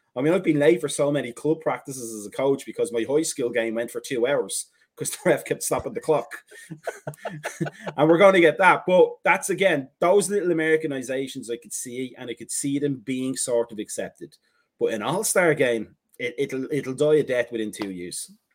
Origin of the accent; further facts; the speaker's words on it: Ireland; now in United States; we're Irish